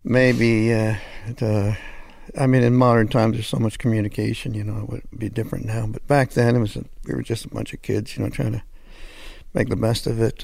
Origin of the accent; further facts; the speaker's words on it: Hamilton, Ontario, Canada; moved away; also born or lived in Los Angeles, United States / Toronto, Canada; I'm French Canadian, but I grew up in Hamilton, which is near Toronto